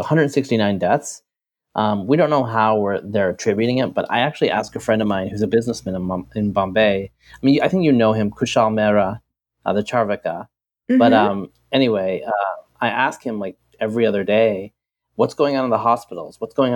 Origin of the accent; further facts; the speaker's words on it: Bangladesh; moved away; I was born in Bangladesh